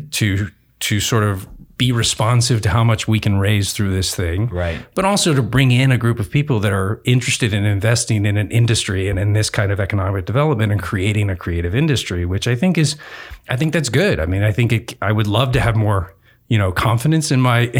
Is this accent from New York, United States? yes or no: no; Southern Oregon, United States; grew up in Southern Oregon